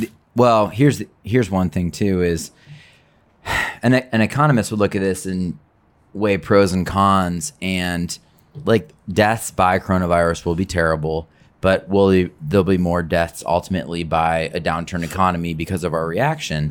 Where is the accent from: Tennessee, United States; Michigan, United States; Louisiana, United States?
Michigan, United States; Detroit; I grew up in Detroit.